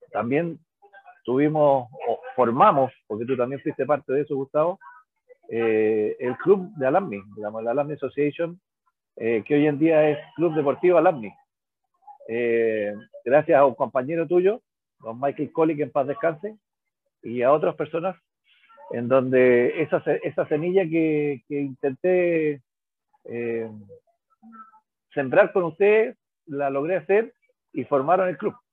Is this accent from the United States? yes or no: no; Colegio Mackay, Valparaíso, Chile; moved away as an adult; also born or lived in Santiago; soy exalumno del Colegio Macay, jugué en el Macay eh, desde el año, o sea, primero en el Macay, claro, después en el Normac jugué desde el año 76, siendo alumno, hasta el año 84 que me fui a vivir a Santiago.